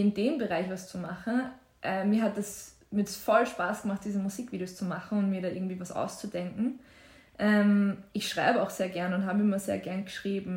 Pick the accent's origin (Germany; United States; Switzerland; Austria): Austria; Waldviertel, Lower Austria; moved away as an adult; now in Vienna, Austria; wenn ich so vom Waldviertel nach, nach London ziehe